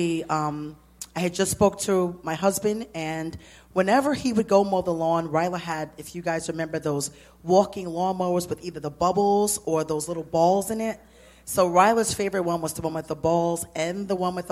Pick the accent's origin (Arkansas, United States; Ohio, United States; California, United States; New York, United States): New York, United States; New York City; I'm from Brooklyn